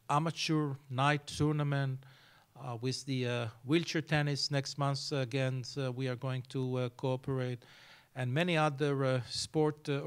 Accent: Vilnius, Vilnius County, Lithuania; I'm, well, uh, I'm from

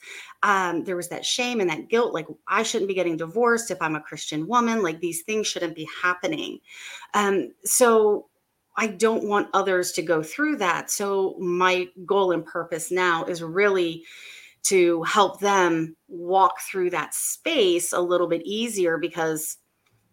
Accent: Maryland, United States; I'm from Maryland. I'm right outside of DC, and I live here

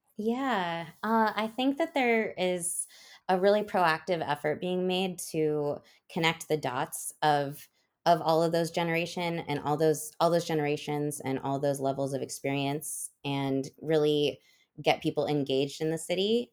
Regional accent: Oregon, United States; now in Nashville, United States; I live in Nashville now. I was born and raised on the West Coast in a small town in Oregon.

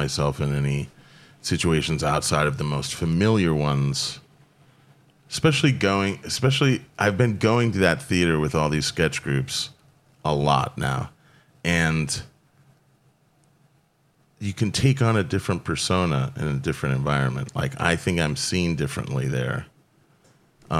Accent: Florida, United States; I grew up with them in Florida.

